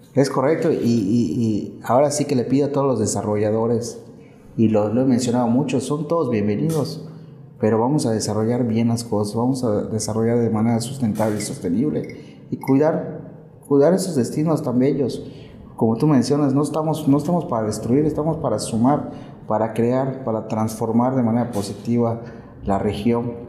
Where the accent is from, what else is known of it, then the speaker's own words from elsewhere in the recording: Valladolid, Yucatán, Mexico; yo soy vallisoletano, soy yucateco